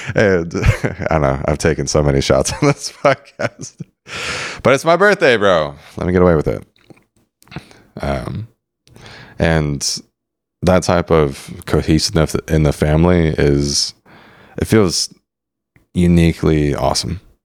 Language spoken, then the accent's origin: English; San Diego, California, United States; growing up in San Diego